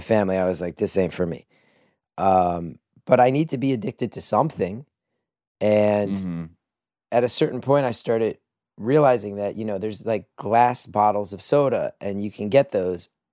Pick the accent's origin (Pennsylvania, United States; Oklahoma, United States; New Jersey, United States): New Jersey, United States; growing up in New Jersey